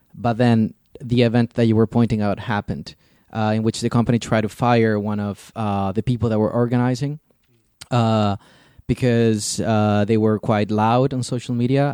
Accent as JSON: {"language": "English", "country": "Chile", "moved": "yes", "lives_now": "Germany", "said": "I come from Chile originally."}